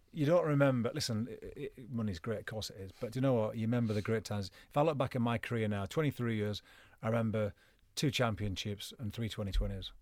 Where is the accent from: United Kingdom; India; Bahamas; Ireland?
United Kingdom; Penrith, North West England; also born or lived in Carlisle; I'm from Penrith, a little village just outside Penrith, but Carl, Penrith Hospital was full at the time, so I went to Carlisle